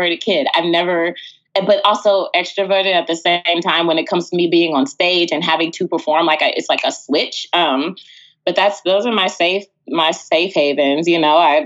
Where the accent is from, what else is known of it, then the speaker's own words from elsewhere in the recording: Texas, United States; moved away as an adult; also born or lived in California; I grew up in Texas